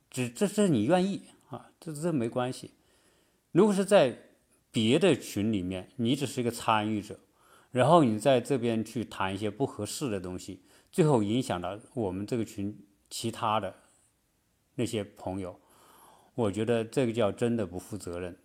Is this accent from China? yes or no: yes; China; now in United States; 按照我们中国人的习惯说，观念来说